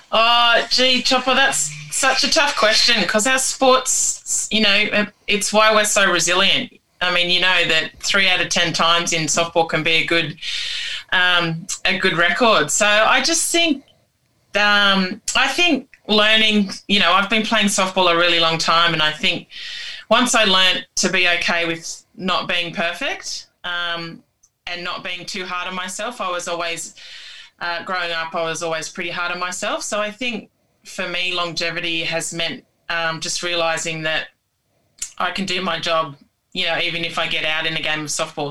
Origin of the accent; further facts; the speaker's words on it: Tamworth, New South Wales, Australia; I'm from uh, a town called Tamworth in country New South Wales, um, and I'm Indigenous to Australia